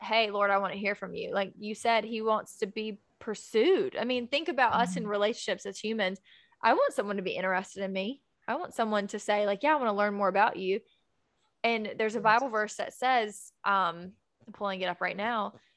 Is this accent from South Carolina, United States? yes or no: yes; Hartsville, South Carolina, United States; I'm from Hartsville, South Carolina, which is where Karen and I met college